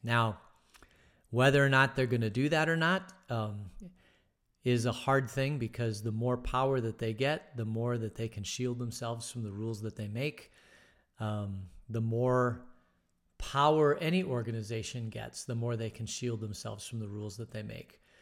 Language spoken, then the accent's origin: English; Phoenix, Arizona, United States; growing up in Phoenix in the sixties